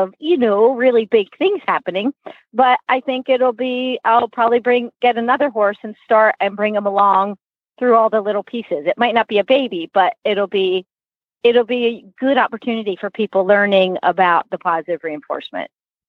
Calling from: California, United States; I am in Northern California now, and I am about to go see a client in a few minutes. But I'm moving to Santa Fe, New Mexico.

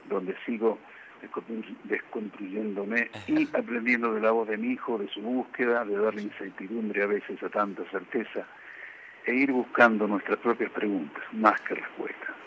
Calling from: Mexico; desde México, pegada a mi oreja a brotecitos

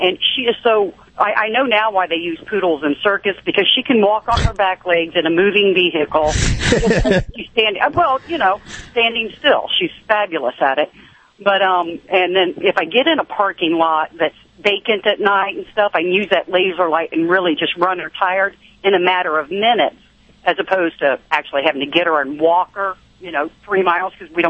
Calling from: Florida, United States; I'm in Florida today.

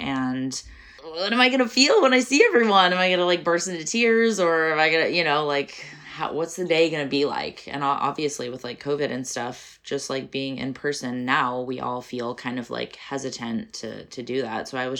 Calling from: New York City, New York, United States; Pronouns they, he, and I'm calling from Brooklyn, New York.

